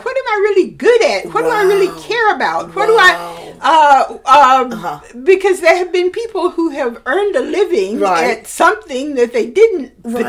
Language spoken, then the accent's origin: English; Alabama, United States; moved away; the library in my hometown invited me.